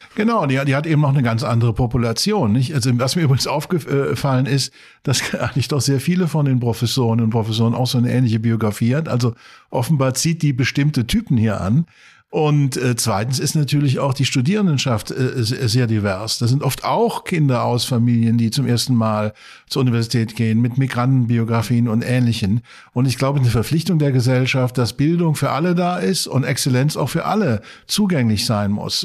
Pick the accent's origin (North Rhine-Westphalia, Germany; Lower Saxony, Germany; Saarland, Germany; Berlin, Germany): Saarland, Germany; now in Maastricht, Netherlands; Ich komme eigentlich aus dem Saarland, auch eine alte Kohle- und Stahlregion